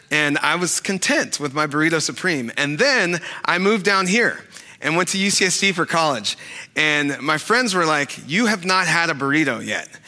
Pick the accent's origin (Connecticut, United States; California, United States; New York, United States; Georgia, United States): California, United States; Sacramento; I, grew up in Sacramento, and and growing up in Sacramento, after um, like football games and baseball games or basketball games, um, we would always go to Taco Bell